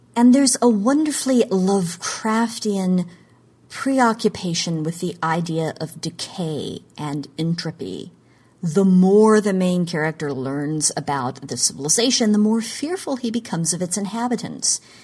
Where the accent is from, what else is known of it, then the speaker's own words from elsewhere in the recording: Oklahoma, United States; moved away; my home state of Oklahoma